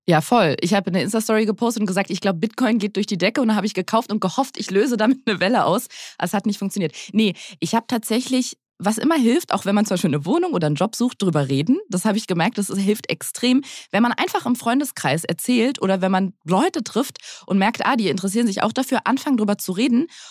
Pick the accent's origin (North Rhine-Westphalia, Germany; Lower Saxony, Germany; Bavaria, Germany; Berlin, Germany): Berlin, Germany; meine Mutter ist zwar aus dem Schwabeländler, aber ich bin ähm, die letzte in Berlin geborene Berlinerin